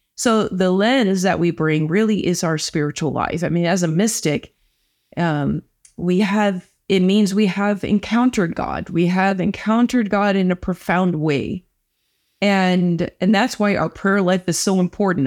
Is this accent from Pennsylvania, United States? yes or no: no; St. Louis, Missouri, United States; now in Culver City, United States; I'm from Saint Louis, Missouri